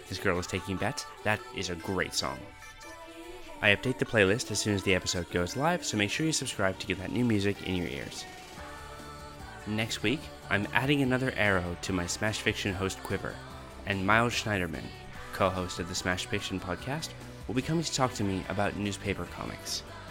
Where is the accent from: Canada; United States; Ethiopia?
Canada; moved away as an adult; also born or lived in Alberta / Northern Ontario / Quebec; now in Australia; I grew up in Canada until I was about 20 and lived all over. So I lived on the West Coast, I lived in the East Coast, I lived in Alberta, in Northern Ontario, in Quebec, all these places. So my accent isn't particularly regional Canadian.